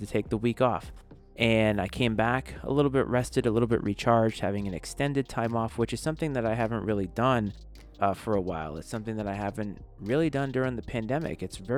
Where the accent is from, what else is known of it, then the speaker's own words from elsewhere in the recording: Bristol, Rhode Island, United States; moved away as an adult; also born or lived in Virginia; now in Washington, D.C. area, United States; I'm originally from the New England area. I was born and raised in Bristol, Rhode Island. I've moved to Virginia when I went to school at Virginia Tech, and I ended up in the DC area very shortly after graduating from college